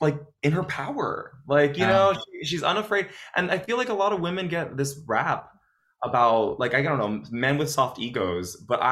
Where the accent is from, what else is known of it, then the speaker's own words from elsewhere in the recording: Los Angeles, California, United States; also born or lived in West Covina, California; So, when I first grew up, I was born in East LA, right, in Boyle Heights. And so everyone there spoke Spanish